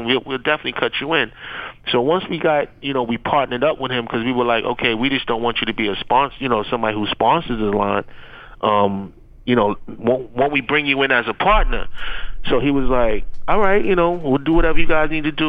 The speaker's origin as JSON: {"language": "English", "town": "New York City", "region": "New York", "country": "United States", "said": "we're from Queens"}